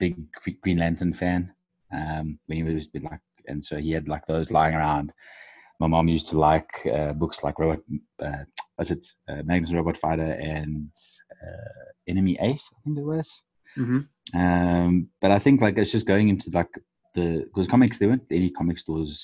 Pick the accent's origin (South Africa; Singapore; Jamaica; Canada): South Africa; I'm actually from South Africa